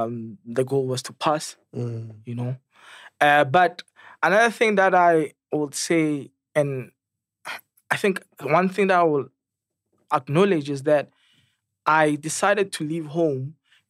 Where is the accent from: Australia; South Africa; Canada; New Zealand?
South Africa; Krugersdorp, Gauteng; also born or lived in Kagiso / Munsieville; I'm from the West Rand. I'm from Krugersdorp.